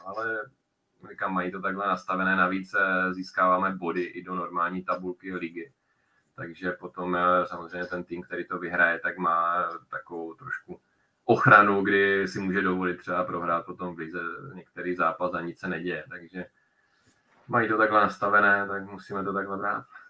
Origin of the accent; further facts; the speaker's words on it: Czechia; jsem vlastně jediný z Čechů